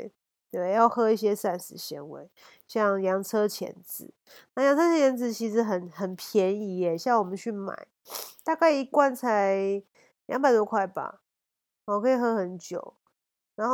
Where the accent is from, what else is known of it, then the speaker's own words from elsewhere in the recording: Taiwan; born there; 那我觉得我们生在台湾是真的太幸福，随时都有好吃的东西，然后好吃美味各国食物到处都是。